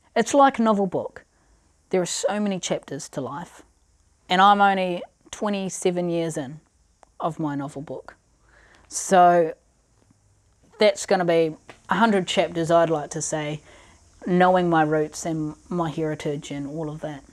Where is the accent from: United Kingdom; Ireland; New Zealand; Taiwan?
New Zealand; Christchurch, Canterbury; also born or lived in Pechory, Russia; growing up in Christchurch